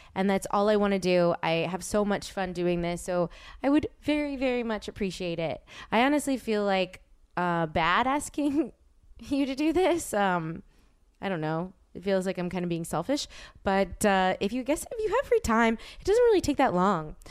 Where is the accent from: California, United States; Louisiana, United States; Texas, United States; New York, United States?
Louisiana, United States; New Orleans; now in Los Angeles, United States; my dad is from New Orleans and I'm from New Orleans